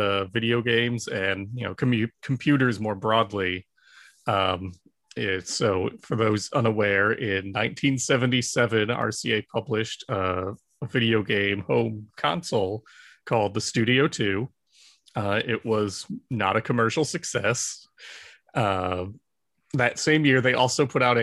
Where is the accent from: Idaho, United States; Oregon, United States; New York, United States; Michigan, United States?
Michigan, United States; moved away as an adult; now in Maryland, United States; I'm originally from Michigan, but when I took the job at the IJC, I moved out to Maryland